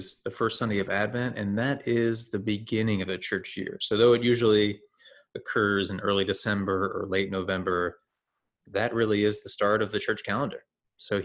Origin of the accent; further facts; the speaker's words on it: United States; We are American